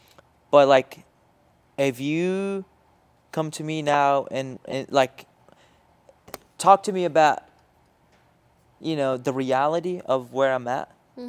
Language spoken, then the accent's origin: English; Syria; accent: Jordanian Arabic; When I talk okay. in Arabic, mm-hmm. people don't think I'm from Syria because I don't have the accent